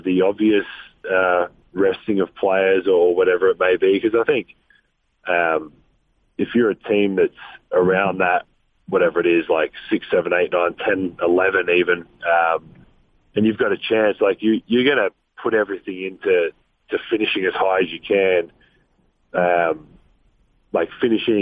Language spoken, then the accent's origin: English; Australia; accent: Australian